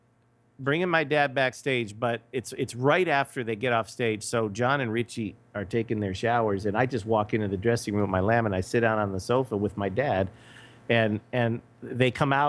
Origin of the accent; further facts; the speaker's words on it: Los Angeles, California, United States; moved away as an adult; also born or lived in Richmond, Virginia; now in Las Vegas, United States; I was born in Los Angeles. My dad is born in Chicago, and we both now live in Las Vegas.